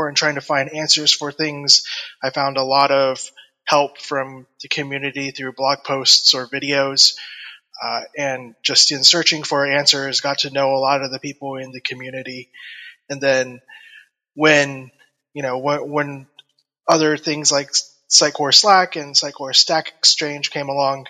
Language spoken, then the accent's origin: English; Atlanta, Georgia, United States; I'm from Atlanta, Georgia, in the United States.